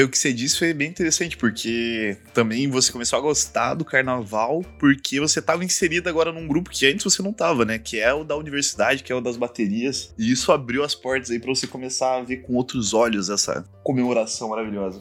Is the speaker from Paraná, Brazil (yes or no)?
yes; Londrina, Paraná, Brazil; moved away; eu venho lá de Londrina